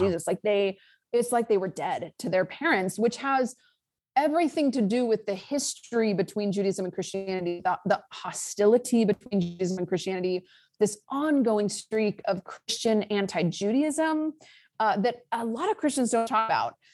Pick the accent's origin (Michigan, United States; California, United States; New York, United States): California, United States; Lake Tahoe; I am from Lake Tahoe, California, Northern California